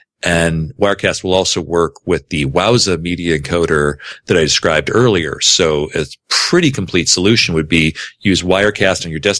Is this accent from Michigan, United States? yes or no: yes; Grand Rapids, Michigan, United States; I've got to kick in here from my hometown of Grand Rapids, Michigan, Beertown, USA.